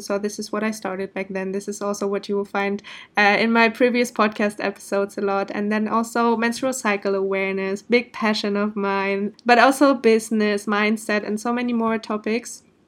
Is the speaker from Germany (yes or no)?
yes; Germany; first language German; English is a second language; moved away as an adult; also born or lived in Portugal; now in Indonesia; originally, I'm from Germany, but I'm living the digital nomad life since I think more than a year now.